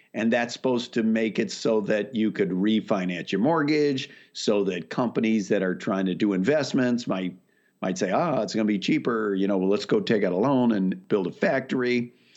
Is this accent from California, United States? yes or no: yes; Whittier, California, United States; also born or lived in Waco, Texas / Chicago; I mostly grew up out in Whittier, outside of L